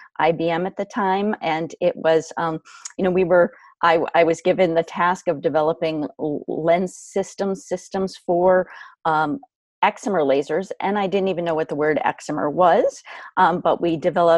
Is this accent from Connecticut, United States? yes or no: yes; Canton, Connecticut, United States; Where I grew up is where I am right now. I am 5 minutes from my hometown, my home in Canton, Connecticut